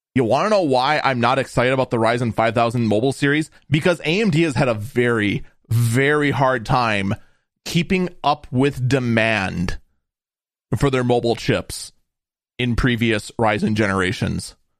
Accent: Wisconsin, United States; I'm from Wisconsin

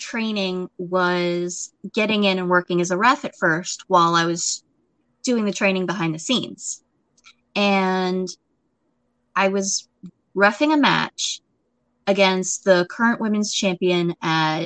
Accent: Florida, United States; I am from Florida.

